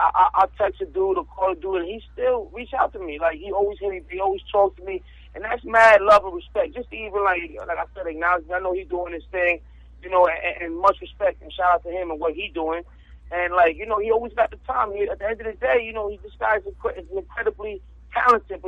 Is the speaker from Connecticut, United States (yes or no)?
no; New Jersey, United States; also born or lived in Miami, Florida; I was born in Miami, but I was raised in Jersey